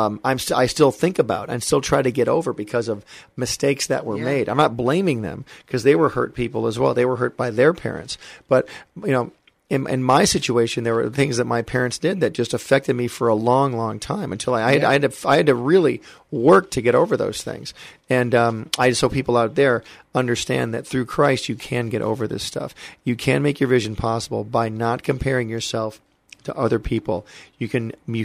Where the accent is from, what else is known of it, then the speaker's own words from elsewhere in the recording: Michigan, United States; moved away as an adult; also born or lived in Hollywood, California; I'm a kid from Michigan who came to Hollywood when I was 18 years old